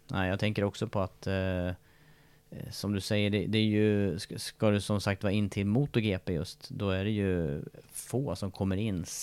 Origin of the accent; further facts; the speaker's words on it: Sweden; Så hinner jag ju inte vänta på att jag ska bli mästare hemma i Sverige på någonting.